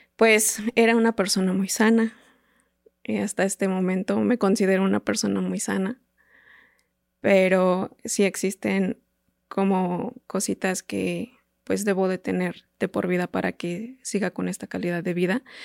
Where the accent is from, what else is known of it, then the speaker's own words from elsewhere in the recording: Teoloyucan, State of Mexico, Mexico; yo soy de Teoloyucan, del Estado de México